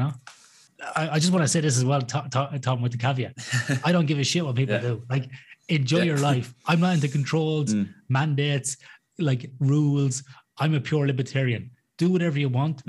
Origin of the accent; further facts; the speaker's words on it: Athlone, Westmeath, Ireland; now in Perth, Australia; growing up in Athlone in Ireland